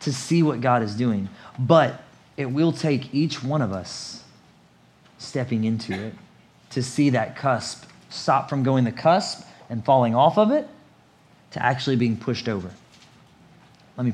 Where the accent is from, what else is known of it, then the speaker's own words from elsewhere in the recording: United States; moved away as an adult; also born or lived in South Asia / Richmond; I was born in America